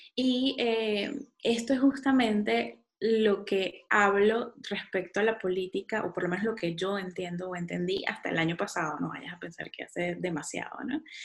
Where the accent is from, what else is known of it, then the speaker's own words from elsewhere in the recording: San Antonio de los Altos, Miranda, Venezuela; also born or lived in Caracas; Yo vivía en San Antonio de los Altos, chiquita, eh, nací en Caracas, pero viví en San Antonio de los Altos